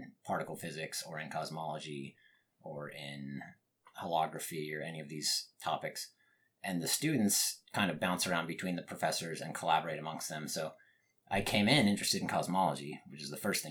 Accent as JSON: {"language": "English", "region": "Utah", "country": "United States", "tie": "born or raised there", "also_born_or_lived": "Munich, Germany / New Hampshire", "moved": "as an adult", "lives_now": "Austin, United States", "said": "I was born in Munich, Germany. I did not grow up there though. I was only there for about 2 years before my family came to New Hampshire briefly, and then Utah. Utah is really where I was raised."}